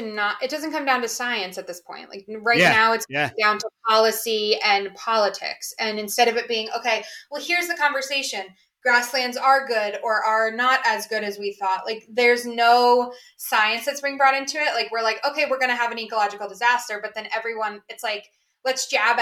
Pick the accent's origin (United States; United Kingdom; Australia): United Kingdom; I'm British.